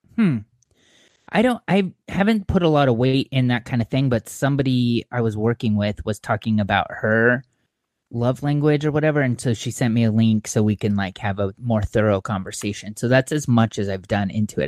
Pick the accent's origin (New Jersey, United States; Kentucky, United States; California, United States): California, United States; Orange County; moved away as an adult; also born or lived in Montclair, California / Claremont, California / Phoenix, Arizona; now in Bay Area, United States; I grew up in Orange County